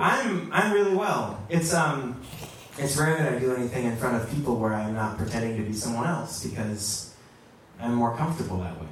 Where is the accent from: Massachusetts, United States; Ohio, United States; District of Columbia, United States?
District of Columbia, United States; Washington; I grew up right here in Washington, D.C. on 16th Street